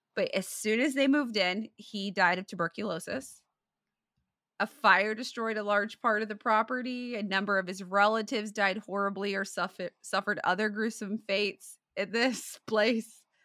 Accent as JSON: {"language": "English", "town": "Hartford City", "region": "Indiana", "country": "United States", "tie": "born or raised there", "said": "We grew up in Hartford City"}